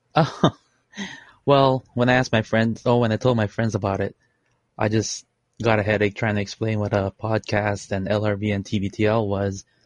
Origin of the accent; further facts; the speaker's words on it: Honolulu, Hawaii, United States; also born or lived in Philippines; I am in Honolulu, Hawaii. Not to brag. I was born in the Philippines and I immigrated here when I was six